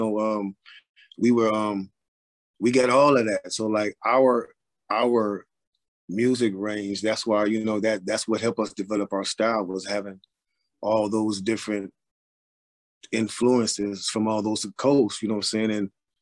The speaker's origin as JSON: {"language": "English", "town": "Cleveland", "region": "Ohio", "country": "United States", "tie": "born or raised there", "said": "I was born and raised in Cleveland, Ohio."}